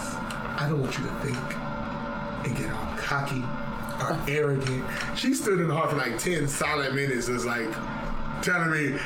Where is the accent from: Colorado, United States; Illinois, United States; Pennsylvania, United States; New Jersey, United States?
Illinois, United States; Chicago; moved away; I'm from Chicago, Illinois, where the only thing we do is roast people